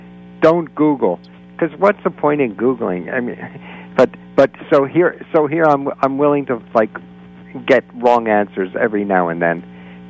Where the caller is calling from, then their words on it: Florida, United States; and I'm calling from Florida.